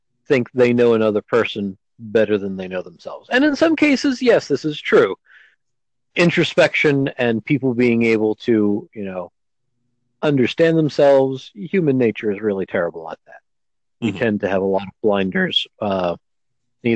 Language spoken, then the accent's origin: English; Scotland, United Kingdom; being Scottish myself